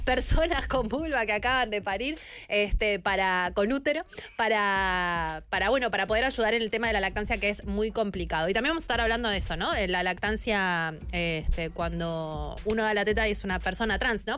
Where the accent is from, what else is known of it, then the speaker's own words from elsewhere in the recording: San Martín de los Andes, Neuquén, Argentina; moved away; me vivía en San Martín